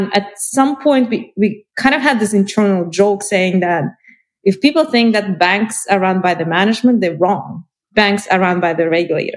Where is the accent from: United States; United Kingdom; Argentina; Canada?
Canada; I'm from Canada.